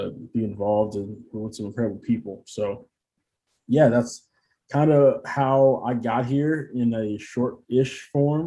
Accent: St. Louis, Missouri, United States; moved away as an adult; now in Cincinnati, United States; I'm from St. Louis. I born and raised in St. Louis, good born and raised in Missouri as a whole.

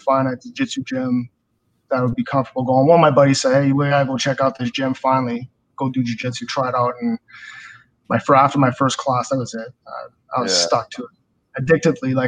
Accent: Campbellton, New Brunswick, Canada; moved away; I grew up in Camelton

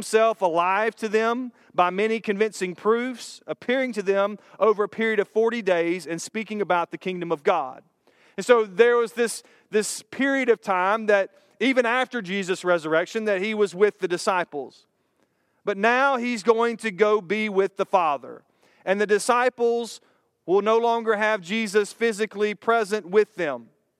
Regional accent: Brandon, Florida, United States; the day came that I was going to go drive through the town where I grew up in Brandon, Florida.

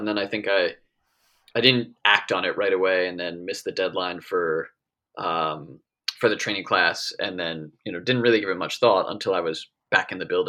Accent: West Hempstead, New York, United States; because I grew up in West Hempstead, so I wasn't too far.

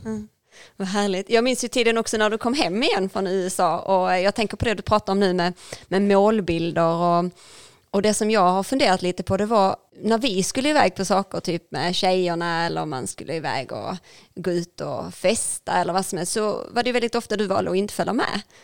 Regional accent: Ängelholm, Skåne, Sweden; vi växte upp på Utmarken

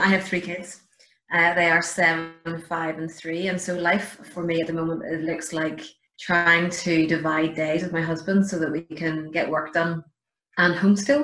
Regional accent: Belfast, Northern Ireland, United Kingdom; I grew up in East Belfast

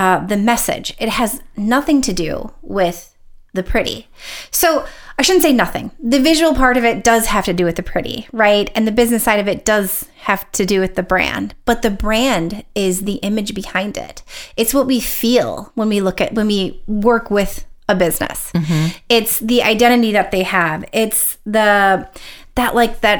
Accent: Minnesota, United States; accent: Minnesotan; I just sounded very Minnesotan

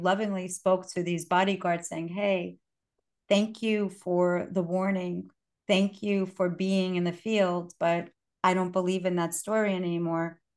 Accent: New York City, New York, United States; English is a second language; And I, English was my sixth language. And I was born here. I was born in Brooklyn

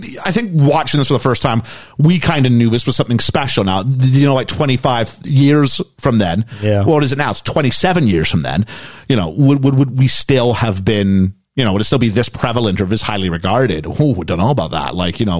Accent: Canada

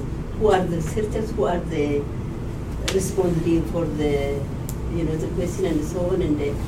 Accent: Ethiopia; I'm from Ethiopia

